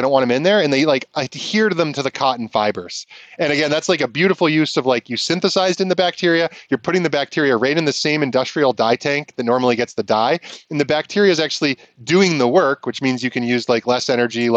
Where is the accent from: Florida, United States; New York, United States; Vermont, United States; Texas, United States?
Vermont, United States; growing up in Vermont